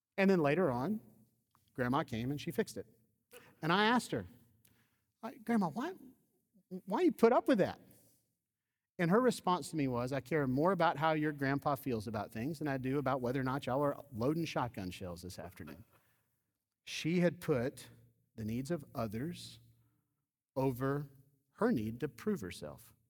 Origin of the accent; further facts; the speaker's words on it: Georgia, United States; I grew up in the Deep South. I grew up in Georgia.